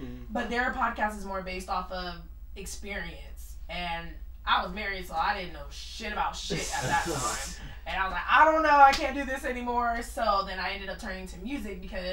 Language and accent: English; San Bernardino, California, United States; also born or lived in high desert, California / Alabama; San Bernardino, Fontana area